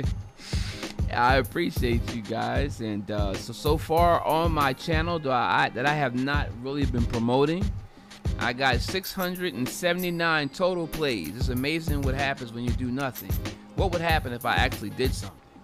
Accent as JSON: {"language": "English", "region": "Delaware", "country": "United States", "said": "my home state of Delaware."}